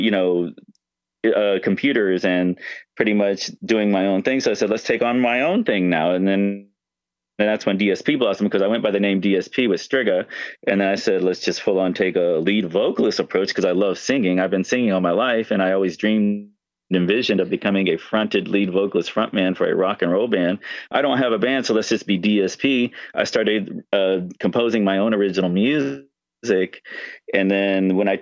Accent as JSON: {"language": "English", "region": "Florida", "country": "United States", "also_born_or_lived": "California", "moved": "as an adult", "said": "I'm originally from Florida. I moved to California"}